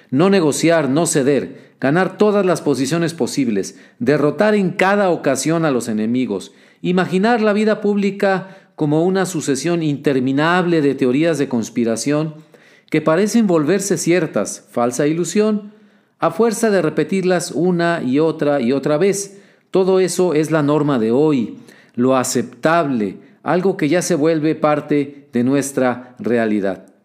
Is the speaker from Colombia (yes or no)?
no; Mexico; Yo como observador mexicano me lleno de pesadumbre al observar cómo, a lo largo de los años recientes, por lo menos desde una década atrás, la vida pública estadounidense